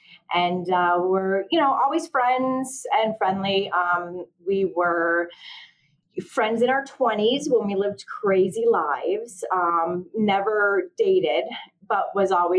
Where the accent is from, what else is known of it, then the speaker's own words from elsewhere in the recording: Connecticut, United States; I'm from Connecticut